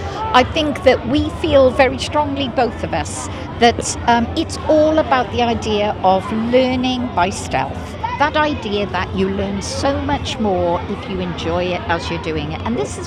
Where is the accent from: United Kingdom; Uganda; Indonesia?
United Kingdom; Wales; as proud Welsh women